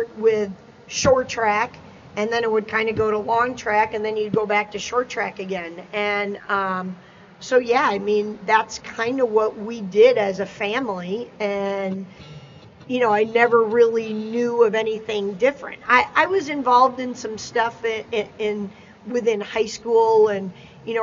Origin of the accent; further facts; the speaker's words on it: Champaign, Illinois, United States; I grew up in Champaign, Illinois